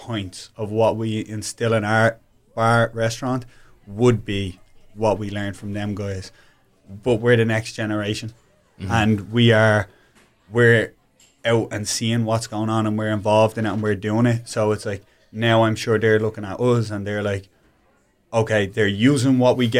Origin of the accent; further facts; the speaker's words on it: Ireland; now in United States; we're Irish guys.